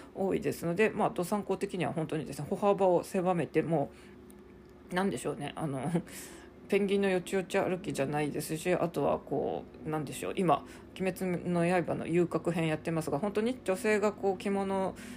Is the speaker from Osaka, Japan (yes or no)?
no; Sapporo, Hokkaido, Japan; moved away as an adult; also born or lived in Bangkok, Thailand; now in Kanto, Japan; 生まれも育ちも札幌市民だった私がですね